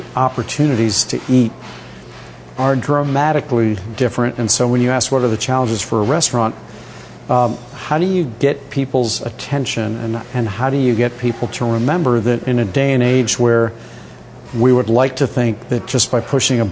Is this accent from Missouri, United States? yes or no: yes; St. Louis, Missouri, United States; now in New York, United States; I grew up in St. Louis, Missouri, which I did